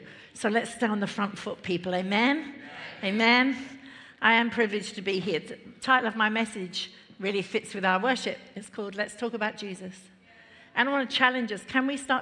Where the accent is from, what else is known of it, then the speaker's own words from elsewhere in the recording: London, United Kingdom; I grew up in London, family of four.